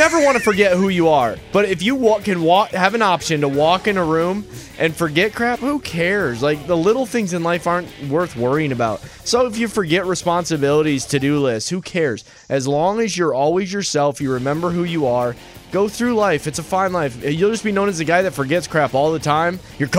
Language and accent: English; the North, United States; I'm from the North.